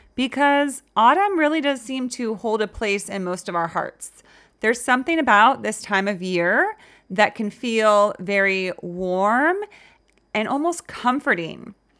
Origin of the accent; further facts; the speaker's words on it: California, United States; I grew up in California